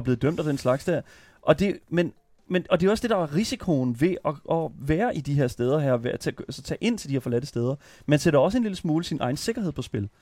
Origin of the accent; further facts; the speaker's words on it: Horsens, Central Denmark Region, Denmark; jeg er fra Vestbyen i Horsens